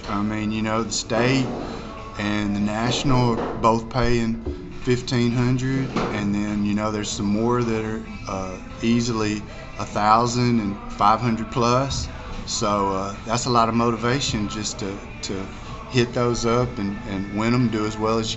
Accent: Dumas, United States; Well, so I'm from Dumas, and there was a there's a little festival down there, Ding Dong Days

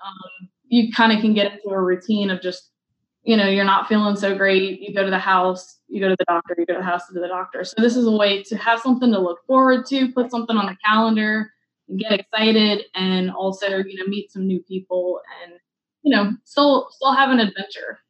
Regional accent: New Orleans, Louisiana, United States; I'm from New Orleans

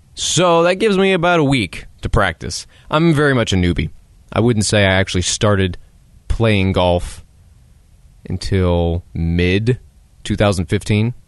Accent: United States; as an American

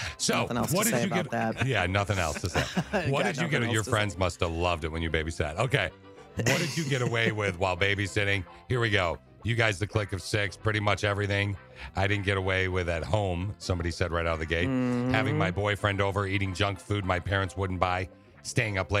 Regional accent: Lansing, Michigan, United States; We grew up in Lansing, the Lansing area.

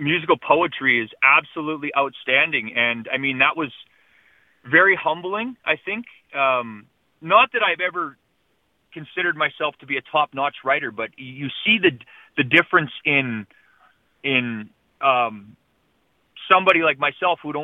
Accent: Manitoba, Canada; also born or lived in Matheson Island, Manitoba / Dauphin, Manitoba; I spent all of my life growing up in Manitoba

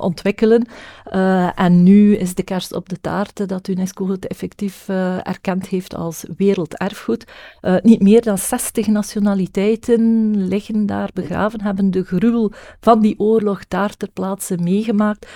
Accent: West Flanders, Belgium; also born or lived in Knokke-Heist; ik ben natuurlijk West-Vlaamse

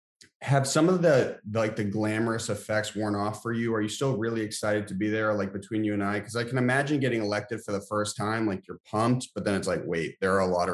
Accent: Lincoln, Massachusetts, United States; I grew up in Lincoln, Mass.

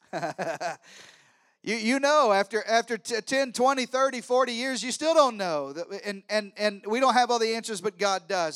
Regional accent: Arkansas, United States; I'm from Arkansas. I'm related to everybody.

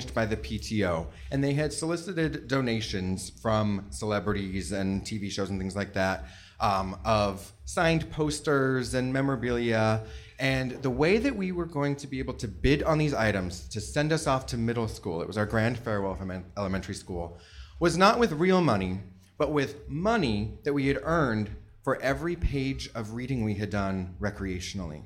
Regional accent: Southern California, United States; I was a blonde-haired, blue-eyed child growing up in Southern California

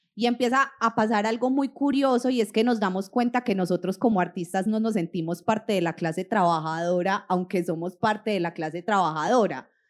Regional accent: Colombia; como población colombiana

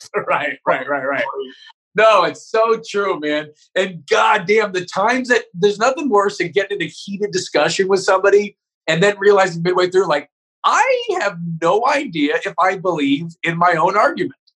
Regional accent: Northern California, United States; also born or lived in Santa Barbara; I grew up in Northern California, so it was like all white people and Mexican immigrants.

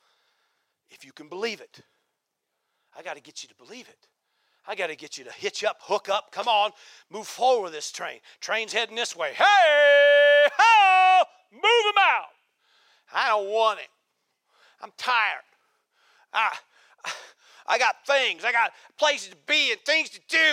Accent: Nebraska, United States; now in Central Oregon, United States; I grew up in Nebraska

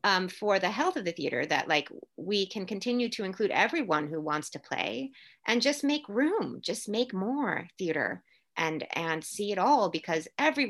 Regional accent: Puerto Rico; born there; Where were you born? And I was like, I was born in Puerto Rico. Well, no. What did your family speak Spanish? I was like, yeah. Do you speak Spanish? Yes, I speak Spanish.

